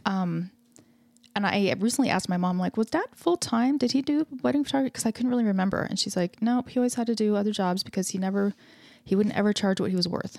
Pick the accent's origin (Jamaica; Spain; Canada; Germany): Canada; I grew up in Canada